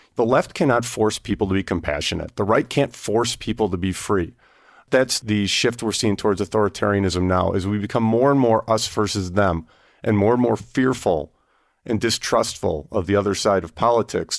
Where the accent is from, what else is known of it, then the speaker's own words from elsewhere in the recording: Wyoming, United States; I'm from Wyoming